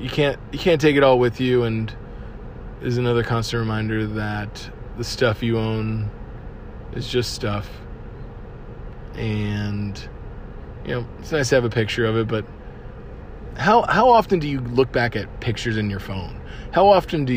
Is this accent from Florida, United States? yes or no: yes; Cape Coral, Florida, United States; moved away; Cape Coral, as you know, is my hometown